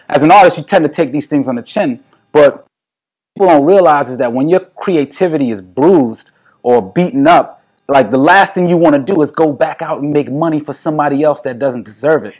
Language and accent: English; New York City, New York, United States; As a New Yorker